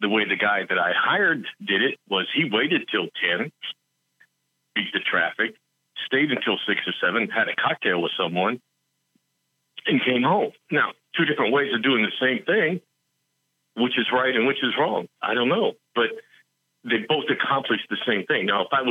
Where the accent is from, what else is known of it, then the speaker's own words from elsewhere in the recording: West Virginia, United States; I'm from West Virginia